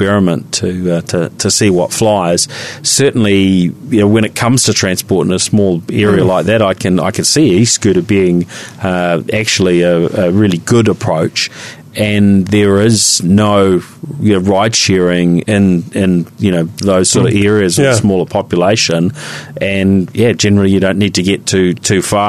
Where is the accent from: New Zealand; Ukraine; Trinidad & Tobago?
New Zealand; Christchurch, Canterbury; I remember growing up in Christchurch